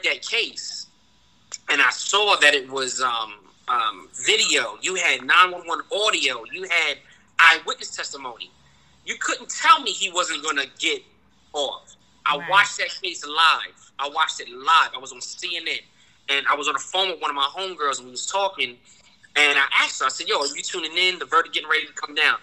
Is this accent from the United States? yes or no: yes; New York City, New York, United States; I'm an inner city kid. I was born in Brooklyn